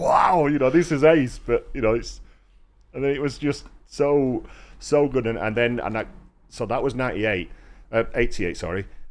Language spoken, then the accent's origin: English; Rotherham, Yorkshire and the Humber, United Kingdom; I'm from Rotherham